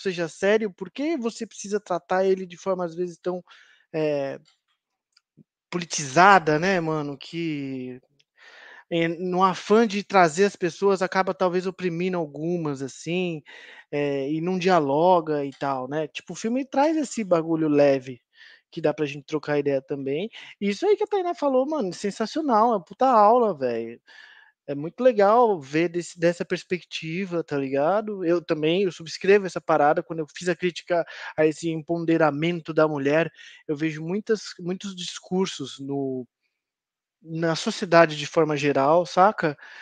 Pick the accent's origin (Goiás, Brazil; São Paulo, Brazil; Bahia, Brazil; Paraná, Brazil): São Paulo, Brazil; na minha infância, no Campo Limpo, lá na quebrada